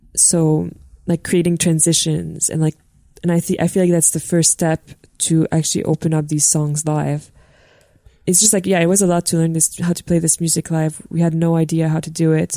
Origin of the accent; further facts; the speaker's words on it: Montreal, Quebec, Canada; also born or lived in North Shore; I'm I'm from Montreal. Yeah, I was born in the North Shore.